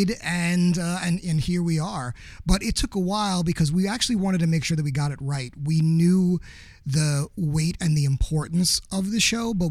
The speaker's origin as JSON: {"language": "English", "town": "New York City", "region": "New York", "country": "United States", "said": "I'm from New York"}